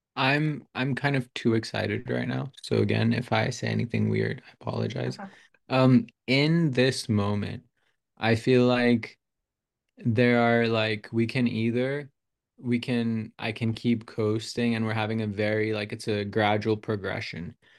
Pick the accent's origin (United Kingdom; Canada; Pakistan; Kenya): Pakistan; also born or lived in United States; now in Arizona, United States; I was born here, but I was raised in Pakistan